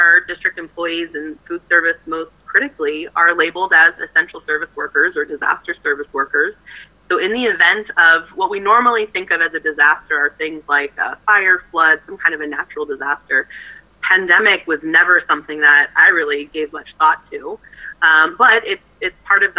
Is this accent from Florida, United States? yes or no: no; Southern California, United States; I was born and raised in Southern California